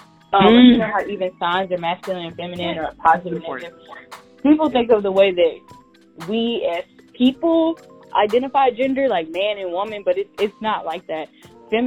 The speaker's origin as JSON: {"language": "English", "region": "the South", "country": "United States", "tie": "born or raised there", "said": "I'm from the South"}